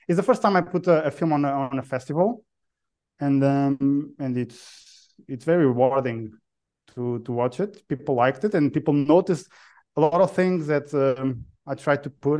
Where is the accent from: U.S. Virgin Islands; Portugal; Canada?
Portugal; moved away; also born or lived in United Kingdom; Portugal. I'm Portuguese. I'm Portuguese born